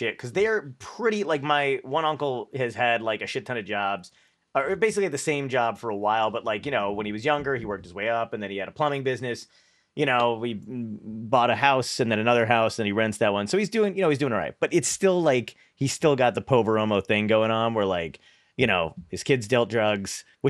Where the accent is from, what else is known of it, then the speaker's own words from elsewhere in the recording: New York City, New York, United States; I was born in Brooklyn, and basically my grandmother had like 9 kids